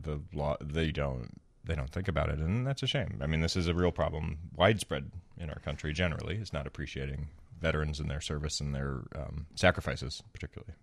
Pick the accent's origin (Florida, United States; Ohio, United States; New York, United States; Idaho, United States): Florida, United States; now in Chicago, United States; I grew up in Florida